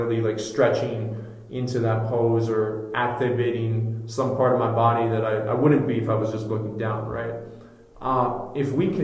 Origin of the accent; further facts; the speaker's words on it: Minneapolis, Minnesota, United States; my community, my hometown of Minneapolis